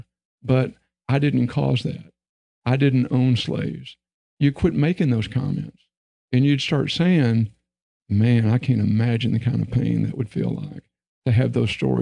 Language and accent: English; Texas, United States; I was raised in Texas